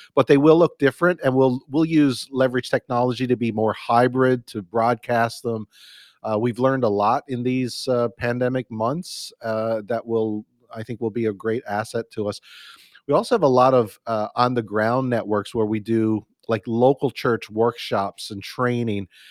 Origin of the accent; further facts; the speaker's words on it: Newfoundland and Labrador, Canada; now in Burlington, Canada; I'm a Canadian boy. Grew up in the east east coast of Newfoundland, uh, or I'm Canada in Newfoundland. That's my uh, home province